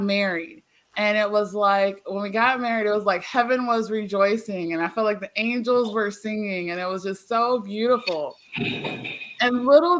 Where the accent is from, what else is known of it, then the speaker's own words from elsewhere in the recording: Eastern Shore, Virginia, United States; I'm from Virginia, born and raised, and then I left here. I'm a country girl.